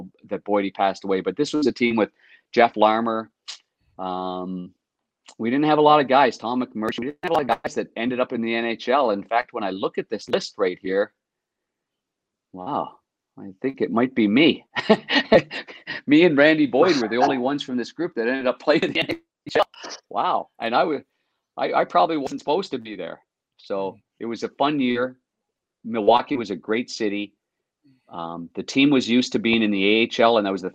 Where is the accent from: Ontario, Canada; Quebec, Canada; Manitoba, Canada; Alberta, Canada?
Ontario, Canada; Nepean; moved away; I came from Nepean, Ontario